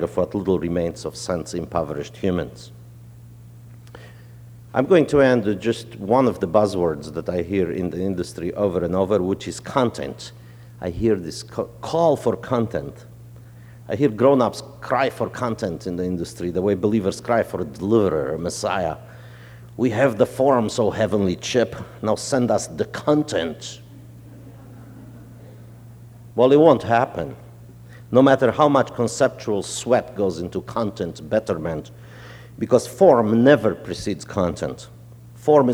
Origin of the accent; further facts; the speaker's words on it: Romania; moved away; also born or lived in New Orleans, United States; I grew up in Romania